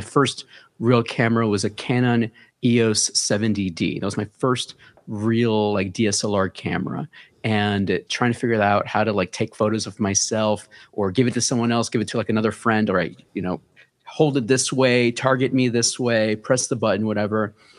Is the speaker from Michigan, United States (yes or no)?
no; New York City, New York, United States; Born and raised in, uh, Bronx, New York, Hunts Point